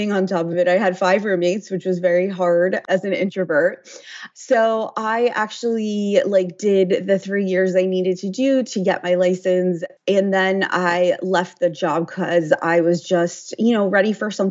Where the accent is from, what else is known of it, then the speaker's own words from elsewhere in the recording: United States; I'm from the New Jersey, New York City area